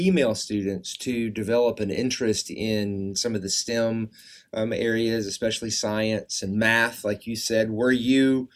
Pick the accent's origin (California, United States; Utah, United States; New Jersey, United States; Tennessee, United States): Tennessee, United States; Memphis; I'm from Memphis